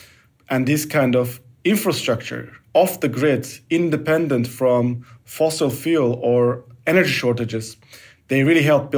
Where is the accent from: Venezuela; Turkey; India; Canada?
Turkey; now in Belgium; I live in Belgium, I'm from Turkey.